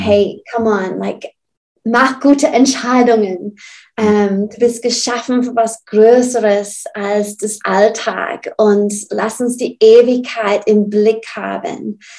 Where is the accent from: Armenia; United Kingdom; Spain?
United Kingdom; Burnley, North West England; German is a second language; now in Southern Germany; Ich komme aus England